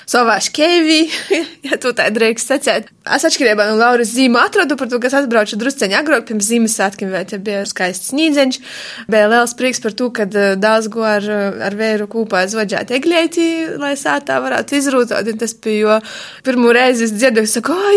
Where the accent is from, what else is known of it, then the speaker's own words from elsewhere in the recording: Latvia; also born or lived in Ireland; now in Germany; Es no Latvijas aizbraucu 2009. gadā un sākumā es devos uz īriju. Tur pavadīju kaut kur četri gadi aptuveni.